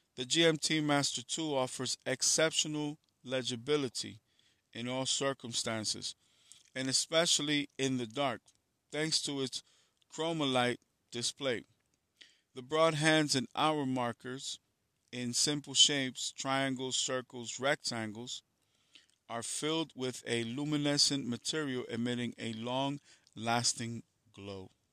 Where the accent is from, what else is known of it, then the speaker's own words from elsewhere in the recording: New York City, New York, United States; I'm from New York City